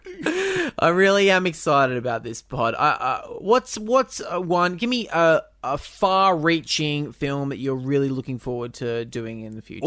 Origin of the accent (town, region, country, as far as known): Australia